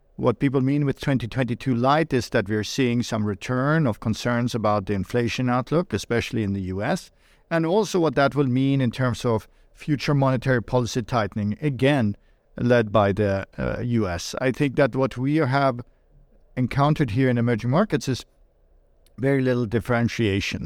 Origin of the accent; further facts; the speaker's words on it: Sweden; moved away; I was born and raised in Sweden